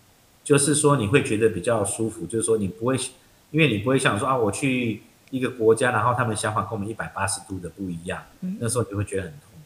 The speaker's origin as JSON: {"language": "Chinese", "country": "Taiwan", "moved": "yes", "lives_now": "Vietnam", "said": "就是我们台湾人啊，"}